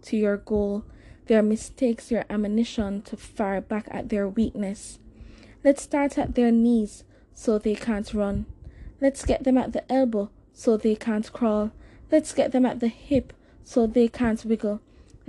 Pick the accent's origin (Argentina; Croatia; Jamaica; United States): Jamaica; I'm Jamaican. You know, the country is predominantly black.